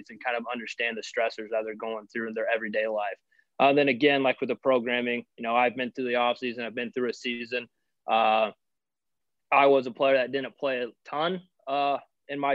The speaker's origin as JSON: {"language": "English", "town": "Missouri Valley", "region": "Iowa", "country": "United States", "tie": "born or raised there", "also_born_or_lived": "Pella, Iowa / Cedar Falls, Iowa", "moved": "as an adult", "said": "I'm actually from a small town in Iowa called Missouri Valley, right on the Missouri River"}